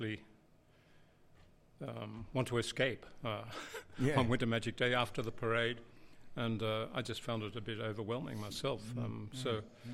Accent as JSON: {"language": "English", "town": "Sydney", "region": "New South Wales", "country": "Australia", "tie": "born or raised there", "moved": "as an adult", "lives_now": "Blue Mountains, Australia", "said": "I grew up on the northern beaches. I was a beach boy."}